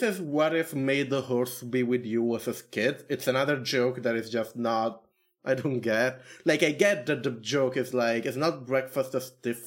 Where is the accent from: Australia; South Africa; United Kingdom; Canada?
Canada; I'm Canadian